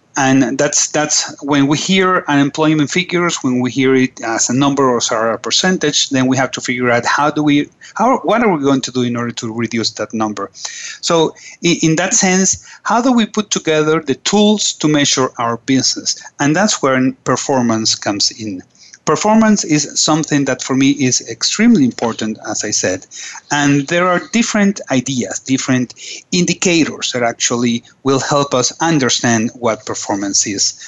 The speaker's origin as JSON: {"language": "English", "town": "Caracas", "region": "Capital District", "country": "Venezuela", "said": "I am from Caracas and uh, nice, very nice country on top of South America."}